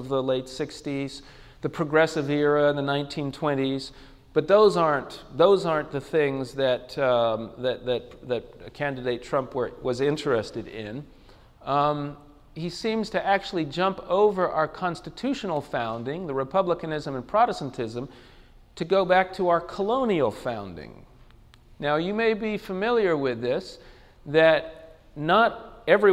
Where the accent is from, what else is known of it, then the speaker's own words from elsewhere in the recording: England, United Kingdom; now in United States; I'm from England, I was born in England